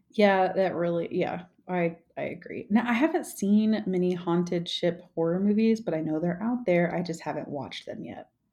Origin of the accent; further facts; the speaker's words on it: the South, United States; moved away; I grew up in the South